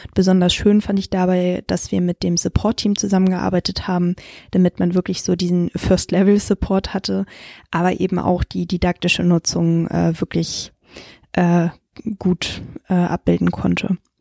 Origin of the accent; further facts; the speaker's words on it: Hamburg, Germany; also born or lived in Frankfurt; gebürtige Hamburgerin